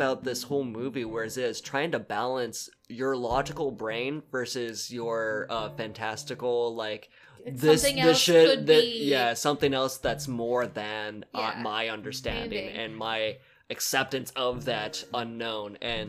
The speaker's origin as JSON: {"language": "English", "region": "California", "country": "United States", "said": "because we come from Southern California where it's like, no, it's dry earthquakes and fires"}